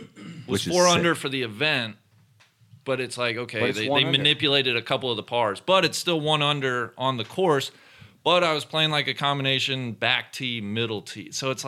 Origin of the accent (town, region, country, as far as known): Cincinnati, Ohio, United States; born or raised there; moved away